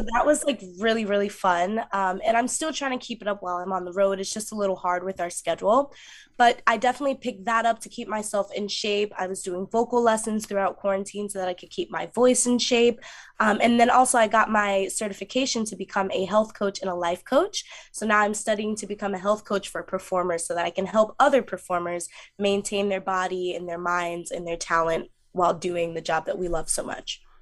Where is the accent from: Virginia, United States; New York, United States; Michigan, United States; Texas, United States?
New York, United States; Mount Vernon; I grew up in Mount Vernon, New York